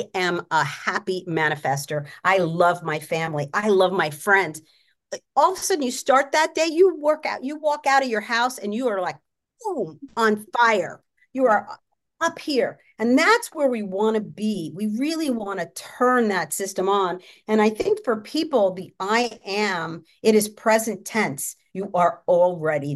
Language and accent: English; New York, United States; now in Los Angeles, United States; I grew up in New York